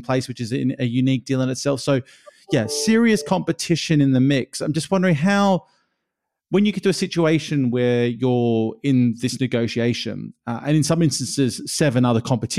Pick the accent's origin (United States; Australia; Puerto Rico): Australia; growing up in Australia